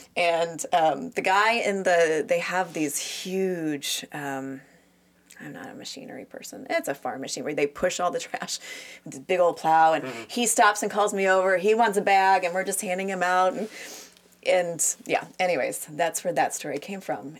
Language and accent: English; United States; I'm an American